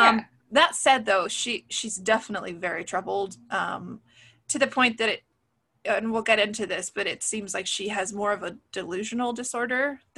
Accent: West Coast, United States; I grew up on the West Coast.

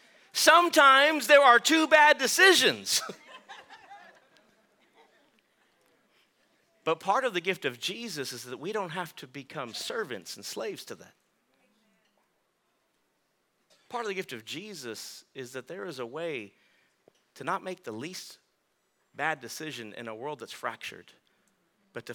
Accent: Texas, United States; I'm from Texas, so I'm tough

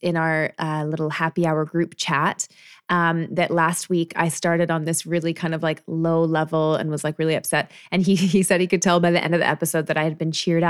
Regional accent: Canada; I'm not really sure because, I'm Canadian.

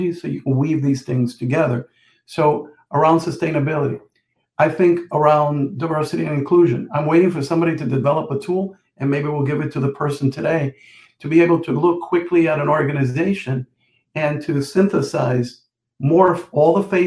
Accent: Jersey City, New Jersey, United States; growing up in Jersey City, New Jersey

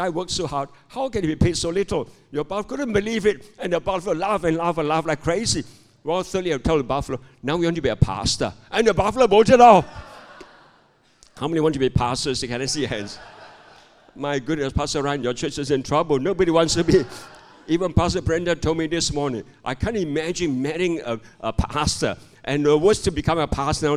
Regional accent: Malaysia; I'm a pastor from Malaysia

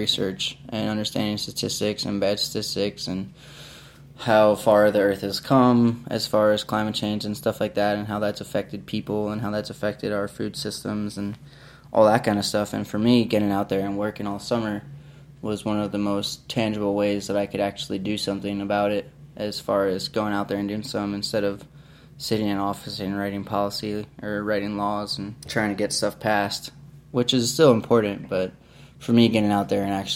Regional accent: Long Island, New York, United States; moved away; I'm from Long Island, New York.

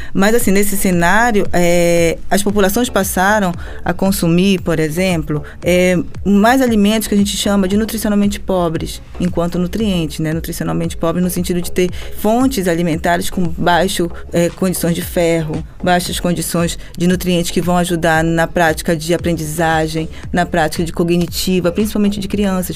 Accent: Brazil; para nós, enquanto brasileiros

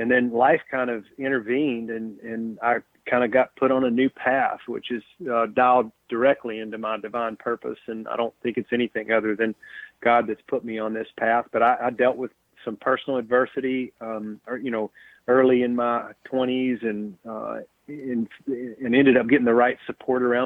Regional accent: Tennessee, United States; I grew up in Tennessee in a small town south of Nashville, about 90 miles, and been in Tennessee most of my life

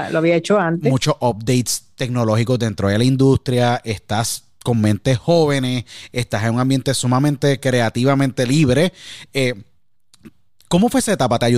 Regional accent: San Juan, Puerto Rico; yo nací en San Juan, me crié en San Juan, estudié en la Academia Nuestra Señora de la Providencia, la Providencia de Cupay, como tú decíamos, en, eh, decimos allá en San Juan.

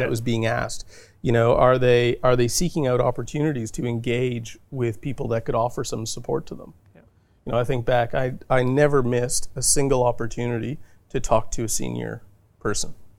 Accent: Thunder Bay, Ontario, Canada; moved away as an adult; now in Australia; where I grew up in Thunder Bay was a completely hockey mad mm. uh, city

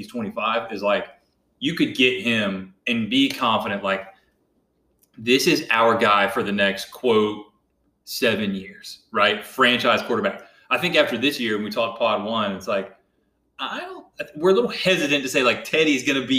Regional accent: Greensboro, North Carolina, United States; growing up in Greensboro, I went to Joyner Elementary School

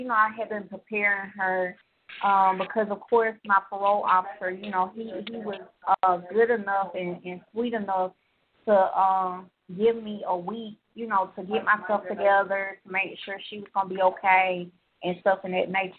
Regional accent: Georgia, United States; I'm from Georgia

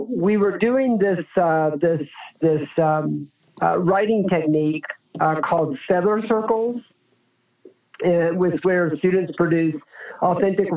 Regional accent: Jacksonville, United States; also born or lived in Georgia; I'm from the streets of Jacksonville where I roamed free while my mother slowly sank into the mist of madness.

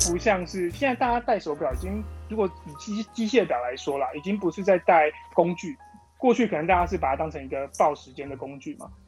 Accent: Taichung, Taiwan; 我是一个表店的二代，我在台中，从小就在就是台中表店这样子环境长大

